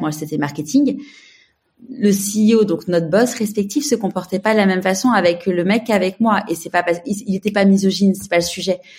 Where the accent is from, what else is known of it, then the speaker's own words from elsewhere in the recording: Paris, Île-de-France, France; now in Marseille, France; je suis parisienne mais je vis à Marseille